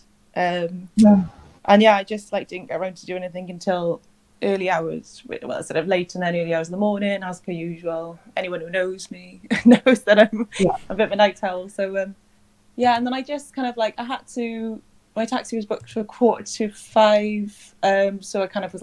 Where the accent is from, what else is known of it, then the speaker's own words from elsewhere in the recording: Machen, Wales, United Kingdom; now in Cardiff, United Kingdom; actually from Machen, which is a little village close to Newport.